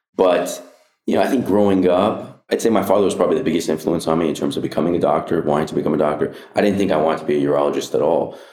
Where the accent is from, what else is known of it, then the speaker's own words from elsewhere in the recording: Anaheim, California, United States; I grew up in Anna, Anaheim Hills